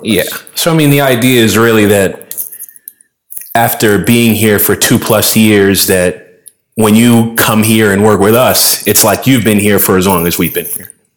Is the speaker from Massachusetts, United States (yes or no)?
yes; Boston, Massachusetts, United States; moved away as an adult; now in Loja, Ecuador; born and raised in Boston.